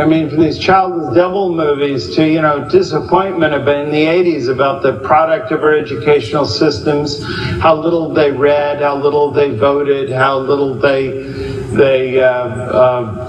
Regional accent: California, United States; at the time I was growing up in California, there was zero population growth.

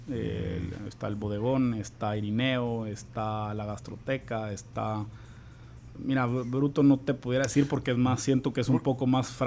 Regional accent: Guatemala; a mí en lo personal, a pesar de que soy de Guate, me gusta el ron zacapa

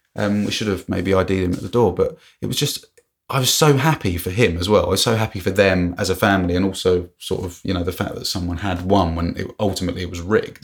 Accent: England, United Kingdom; I'm obviously English.

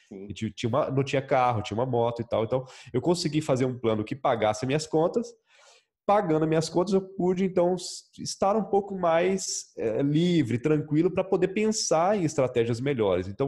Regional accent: Minas Gerais, Brazil; Nós nascemos, eu sou mineiro, né? Não sei se já dá para perceber aí pelo sotaque um pouquinho.

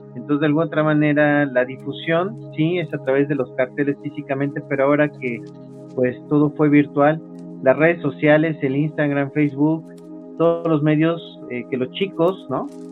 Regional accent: Mexico; En nuestro caso, de nuestro país, México

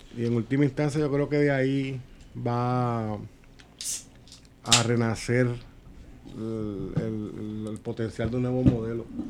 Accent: Puerto Rico; las necesidades de nosotros como puertorriqueños

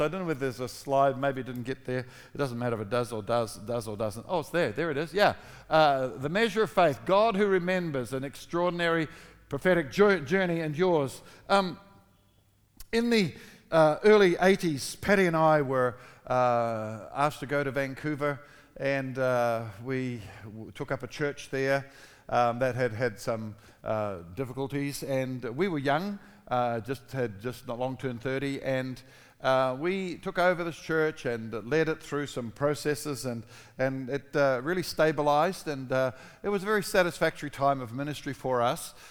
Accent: New Zealand; moved away; also born or lived in Australia; I'm a Kiwi

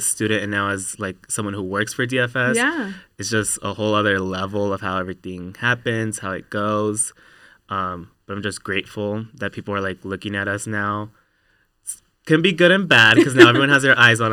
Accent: Reno, Nevada, United States; I was born and raised here in Reno, low income, first generation from a Latino family

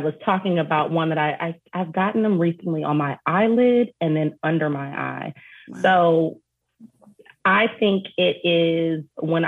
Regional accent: Detroit, Michigan, United States; growing up in Detroit

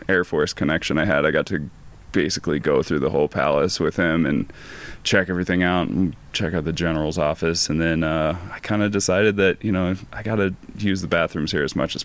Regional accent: Boulder, Colorado, United States; it's my hometown, I love it

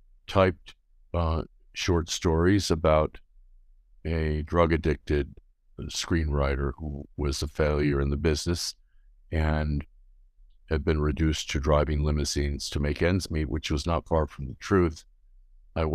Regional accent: Los Angeles, California, United States; Well, I grew up in Los Angeles, in Beverly Hills.

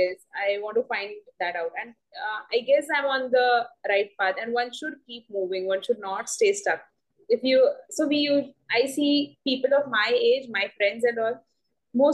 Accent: Uran, Maharashtra, India; I've been born and brought up in Uran, a very small place.

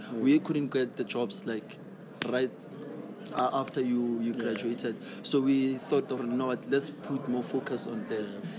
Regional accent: Kagiso, Gauteng, South Africa; Then I'm from Mohali City.

